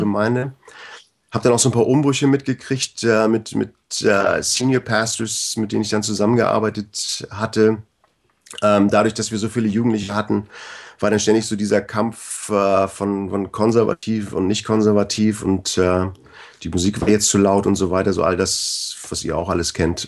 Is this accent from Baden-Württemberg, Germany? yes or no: no; Bad Segeberg, Schleswig-Holstein, Germany; born or raised there; moved away as an adult; also born or lived in Canada